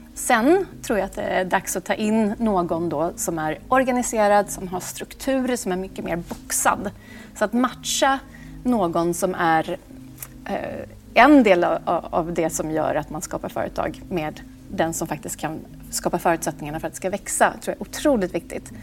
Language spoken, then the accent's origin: Swedish; Åmål, Västra Götaland, Sweden; moved away; also born or lived in Monaco; Jag kommer från Åmål, en liten stad, eh, där man egentligen kan få utrymme att göra vad man vill.